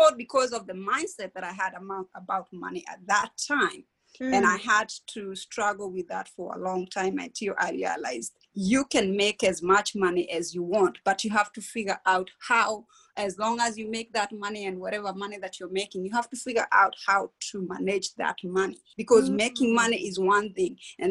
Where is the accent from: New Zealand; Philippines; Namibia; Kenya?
Kenya; moved away as an adult; now in United States; I grew up in Kenya in a small town near Nairobi. I migrated to the United States when I was 20 years old